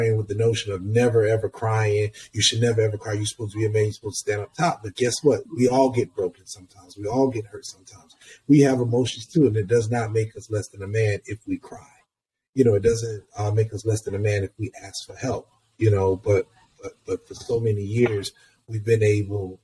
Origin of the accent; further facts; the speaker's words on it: Columbus, Georgia, United States; moved away as an adult; also born or lived in Atlanta, Georgia; now in New York City, United States; I'm originally from Columbus, Georgia, about an hour outside of Atlanta